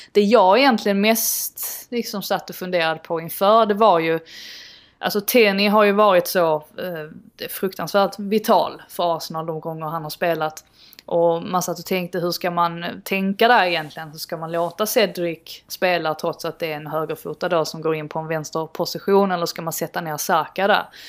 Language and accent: Swedish; Sweden; som svensk